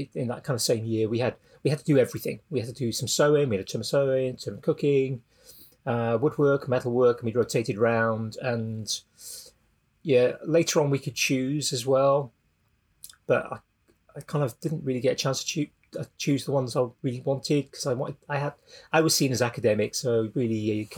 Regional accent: South Wales, United Kingdom; I grew up in South Wales.

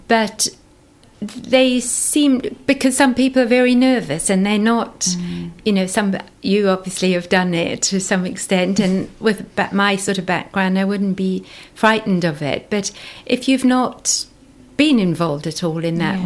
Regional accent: South Africa; moved away as an adult; now in Somerset, United Kingdom; I grew up in South Africa, went to university there

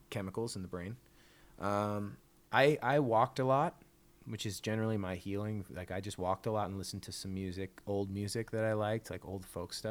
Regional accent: Canada; They know I'm from Canada, so they start saying like, oh, how are the lines for the healthcare?

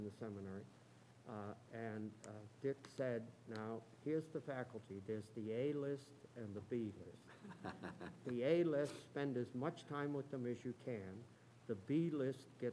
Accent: Chelmsford, Massachusetts, United States; I grew up in Chelmsford, which is a small town in the textile area of Massachusetts

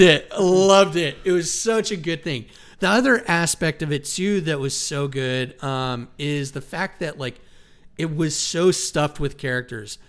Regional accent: Wyoming, United States; me growing up in Wyoming

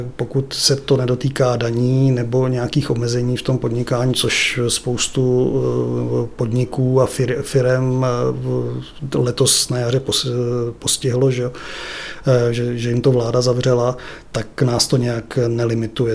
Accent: České Budějovice, South Bohemian Region, Czechia; also born or lived in Brno; já jsem se narodil v Brně, pak mě sem zavlekli rodiče

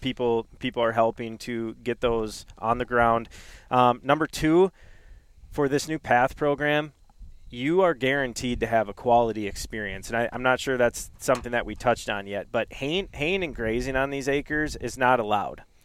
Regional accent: Duluth, Minnesota, United States; I grew up in Duluth, Minnesota

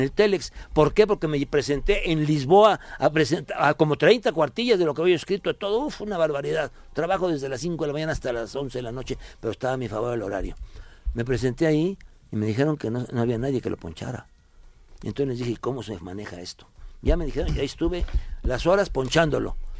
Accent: Veracruz, Mexico; also born or lived in Tierra Blanca, Veracruz; en Tierra Blanca, Veracruz, donde yo nací

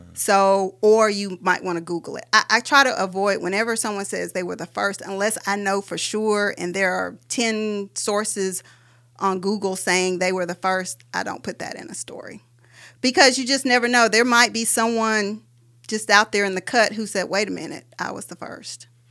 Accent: Huntsville, Alabama, United States; moved away as an adult; now in Birmingham, United States; I'm a native of Huntsville, Alabama. I grew up in Huntsville.

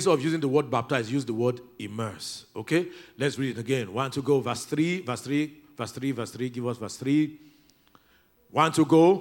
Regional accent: Oginibo, Delta, Nigeria; It's Oginibo. It may not be on your Google map, but that's where I come from.

